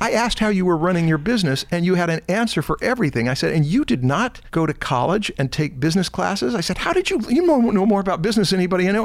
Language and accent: English; Anaheim, California, United States; I was raised in Anaheim, right near Knott's Berry Farm